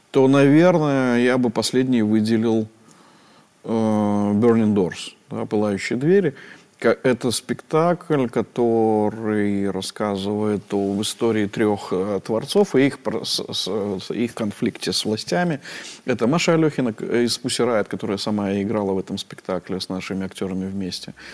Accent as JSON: {"language": "Russian", "region": "Minsk", "country": "Belarus", "tie": "born there", "said": "Я один родился в, в, в Минске из всей семьи."}